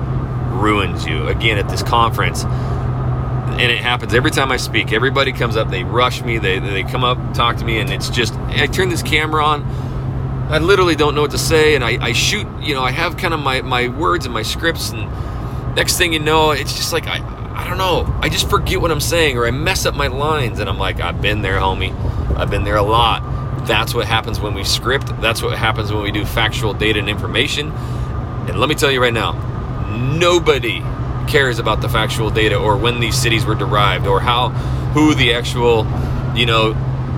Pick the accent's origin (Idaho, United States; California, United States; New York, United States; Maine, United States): Idaho, United States; North; now in Texas, United States; I am from North Idaho. I am used to 6 months of snow, brutal cold